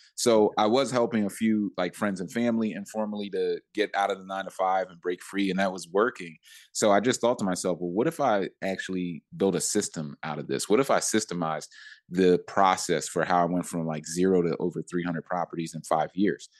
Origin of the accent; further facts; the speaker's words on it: Philadelphia, Pennsylvania, United States; moved away; also born or lived in New York; I'm from Philly and I have a lot of resources there